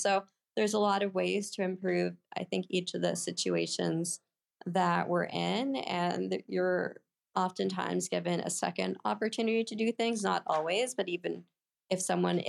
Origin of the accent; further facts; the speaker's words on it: Oakland, California, United States; I grew up in the San Francisco Bay Area